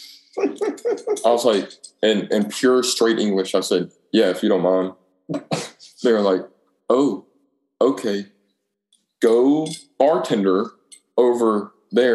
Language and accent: English; Alabama, United States; I was born in Alabama, raised in Alabama